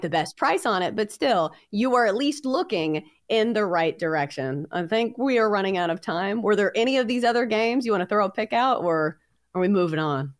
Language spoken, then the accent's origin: English; Hendersonville, Tennessee, United States; my hometown